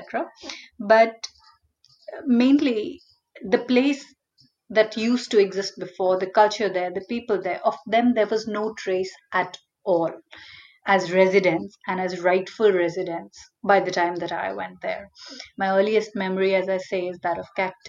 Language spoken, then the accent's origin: English; JK Puram, India; first language Hindi; also born or lived in Uttar Pradesh; now in Mumbai, India; I grew up in a very little place called JKPuram, which is an industrial township